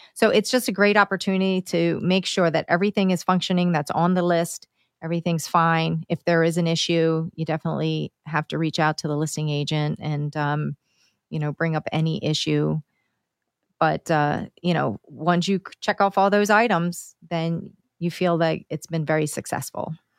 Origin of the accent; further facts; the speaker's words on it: Downingtown, Pennsylvania, United States; my hometown, Downingtown here